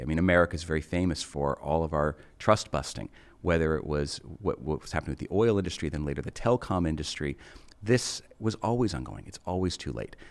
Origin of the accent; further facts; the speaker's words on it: United States; me as an American